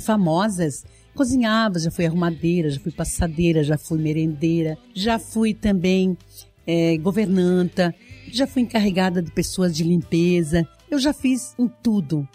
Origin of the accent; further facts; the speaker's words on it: Videira, Santa Catarina, Brazil; Eu venho lá do oeste de Santa Catarina, eu sou nascida em Videira